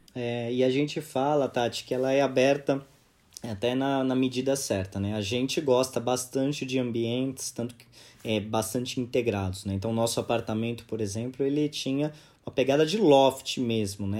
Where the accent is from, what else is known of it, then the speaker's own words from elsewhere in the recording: São Paulo, Brazil; nasci e cresci em São Paulo